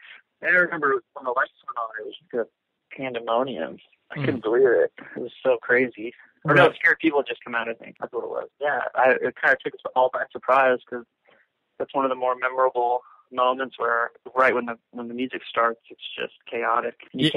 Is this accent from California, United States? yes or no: yes; San Francisco, California, United States; born there; Yeah, I was born in San Francisco.